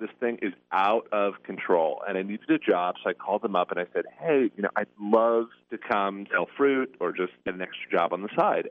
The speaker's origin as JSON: {"language": "English", "town": "Seattle", "region": "Washington", "country": "United States", "also_born_or_lived": "Connecticut", "moved": "as an adult", "said": "I'm originally from Seattle, Washington"}